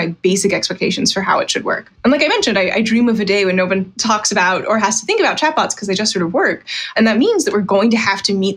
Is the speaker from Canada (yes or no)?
no; Virginia, United States; I'm from Virginia